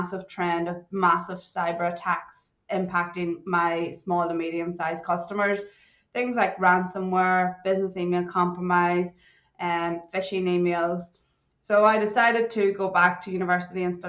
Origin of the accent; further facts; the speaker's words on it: Ireland; moved away as an adult; now in Perth, Australia; I'm originally from Ireland, but I've been living in Australia, Western Australia, in Perth for coming up on nearly 12 years now.